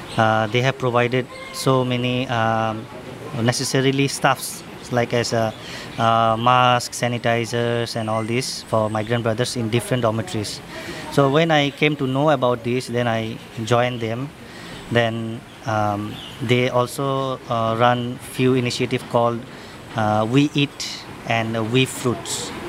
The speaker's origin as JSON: {"language": "English", "town": "Dhaka", "region": "Dhaka Division", "country": "Bangladesh", "moved": "as an adult", "lives_now": "Singapore", "said": "I'm from Dhaka, Bangladesh."}